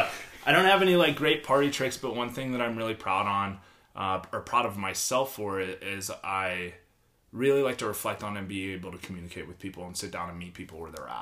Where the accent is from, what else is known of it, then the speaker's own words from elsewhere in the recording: Pittsburgh, Pennsylvania, United States; moved away; where I grew up in Pittsburgh